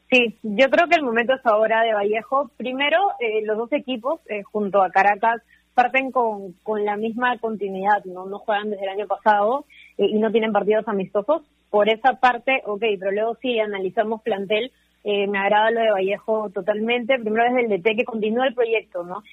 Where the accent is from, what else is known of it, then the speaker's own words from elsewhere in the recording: northern Peru, Peru; también soy norteña